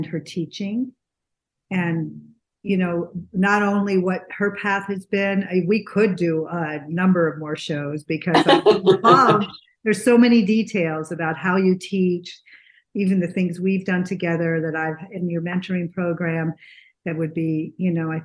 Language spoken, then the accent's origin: English; New England, United States; now in Scottsdale, United States; I'm from New England.